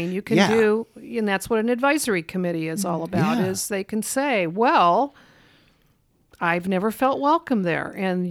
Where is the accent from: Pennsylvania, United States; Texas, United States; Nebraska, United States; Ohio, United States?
Nebraska, United States; Lincoln; I grew up in Lincoln, and there was always the Nebraska Repertory Theater and the Lincoln Community Playhouse